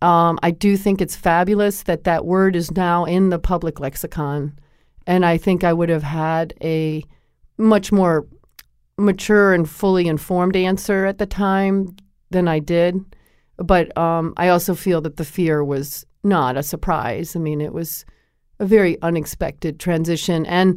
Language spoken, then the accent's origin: English; Connecticut, United States; I grew up in Connecticut, and I played basketball.